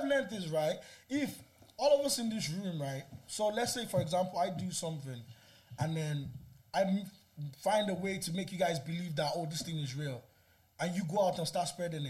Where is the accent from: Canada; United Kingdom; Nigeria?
Nigeria; now in Ireland; I grew up in Nigeria, right?